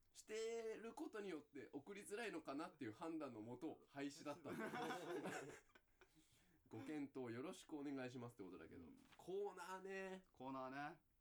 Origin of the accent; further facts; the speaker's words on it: Kanto, Japan; 俺ら関東人なんだからな